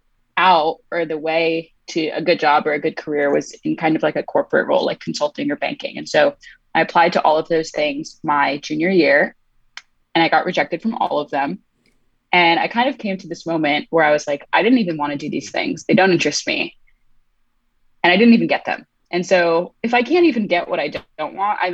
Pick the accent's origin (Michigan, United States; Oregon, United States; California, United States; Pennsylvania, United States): California, United States; Southern; I'm from Southern California